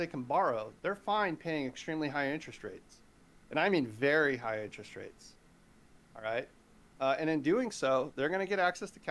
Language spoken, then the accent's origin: English; California, United States; here in my home state, California